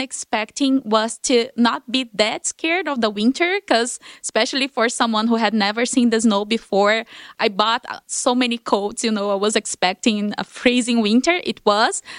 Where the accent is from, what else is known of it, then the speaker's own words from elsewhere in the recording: Brasília, Federal District, Brazil; moved away as an adult; I've never left Brasília, my hometown, in thirty years.